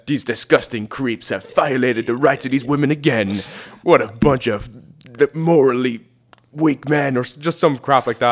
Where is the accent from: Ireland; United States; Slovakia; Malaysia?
Ireland; we're Irish